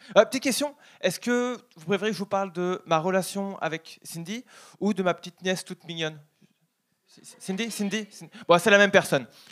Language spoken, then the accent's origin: French; Paris, Île-de-France, France; moved away; je suis français, parisien